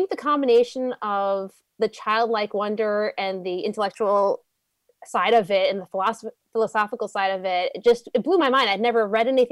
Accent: New York City, New York, United States; also born or lived in Staten Island; I am a Brooklyn girl originally, born in Brooklyn. I lived in Canarsie for a little bit, ventured to Staten Island, and I went to Yeshiva Flatbush for 12 years, did that trek from Staten Island to Brooklyn.

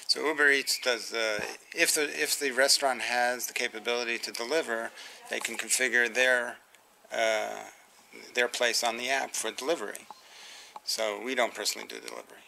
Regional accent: New York City, New York, United States; I was born in the Bronx

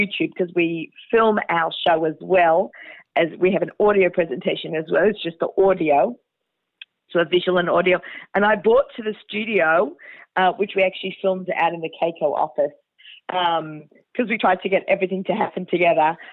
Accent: Australia; I'm Australian

